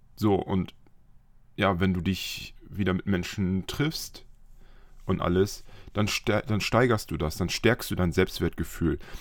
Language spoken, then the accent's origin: German; Friesland, Lower Saxony, Germany; moved away; bin ich in meine alte Heimat gefahren, noch aus Friesland